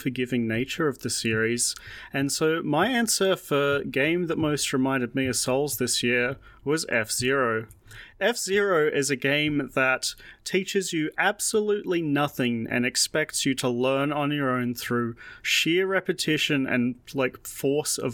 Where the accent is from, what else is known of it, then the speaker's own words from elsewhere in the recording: Australia; as an Australian